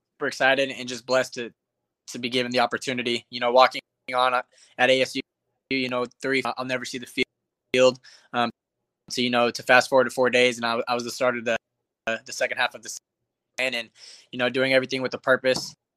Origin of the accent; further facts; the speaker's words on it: Tucson, Arizona, United States; I'm from Tucson. So, you know, from the time I was born to the time I was 14, I, I never missed a home game